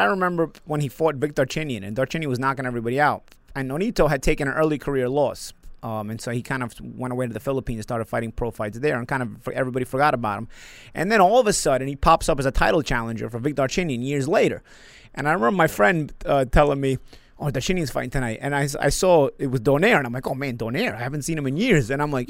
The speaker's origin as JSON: {"language": "English", "region": "New York", "country": "United States", "said": "I'm from New York."}